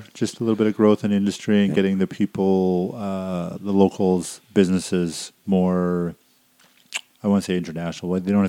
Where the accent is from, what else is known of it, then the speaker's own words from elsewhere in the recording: Abbotsford, British Columbia, Canada; I grew up a lot in Abbotsford, and we had the Abbotsford Air Show.